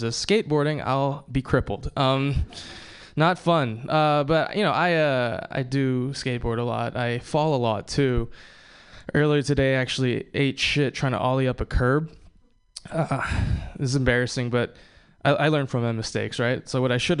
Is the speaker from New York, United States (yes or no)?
no; Hawaii, United States; I was born and raised in Hawaii